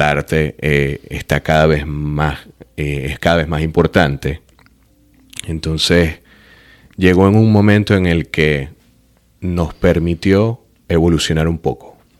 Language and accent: Spanish; Venezuela; moved away as an adult; also born or lived in Florence, Italy; now in Miami, United States; soy artista figurativo venezolano